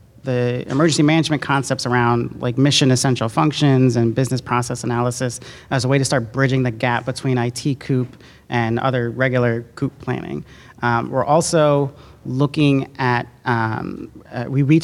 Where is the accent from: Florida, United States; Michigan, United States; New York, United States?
New York, United States; I'm from New York